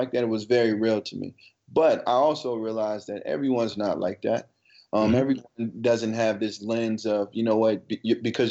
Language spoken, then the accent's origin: English; Ferguson, Missouri, United States; now in New York City, United States; growing up in Ferguson, you know, not necessarily growing up in Ferguson, coming from Ferguson